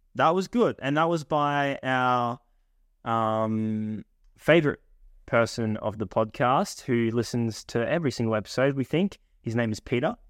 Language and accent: English; Australia; accent: Australian; I've got the Australian accent